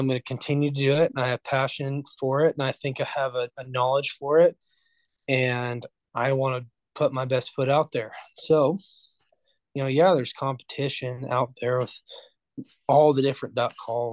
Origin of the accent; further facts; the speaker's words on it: Orofino, Idaho, United States; We're from Orofino. We're all from Orofino.